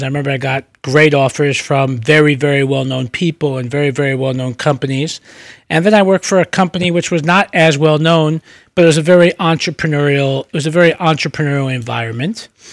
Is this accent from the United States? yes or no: yes; New York City, New York, United States; also born or lived in Brooklyn; I was born in Brooklyn, uh, moved to the Bronx when I was two or three, um, and grew up in, um, in the Bronx